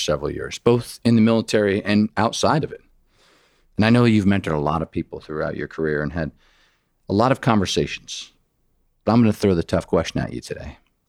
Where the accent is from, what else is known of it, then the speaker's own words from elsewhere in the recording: Pennsylvania, United States; my home state, Pennsylvania.